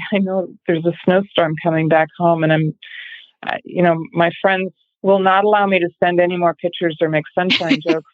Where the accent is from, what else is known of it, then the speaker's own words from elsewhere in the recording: Massachusetts, United States; I'm from Massachusetts